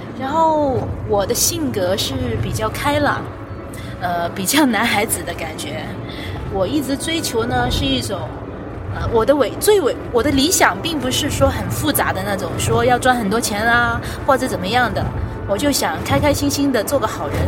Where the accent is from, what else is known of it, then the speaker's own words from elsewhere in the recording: Guangzhou, Guangdong, China; 我是土生土长的广州人吧。